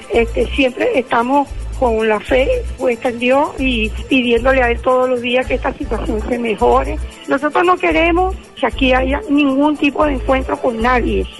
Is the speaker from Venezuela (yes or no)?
yes; Venezuela; como madre, como abuela, como venezolana